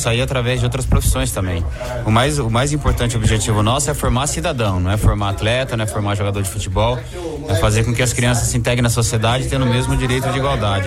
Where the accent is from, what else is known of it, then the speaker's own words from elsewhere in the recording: São Paulo, Brazil; Eu sou nascido e criado do Jardim Irene